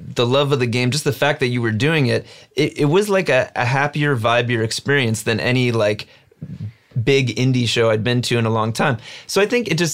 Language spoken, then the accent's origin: English; New Jersey, United States; growing up in New Jersey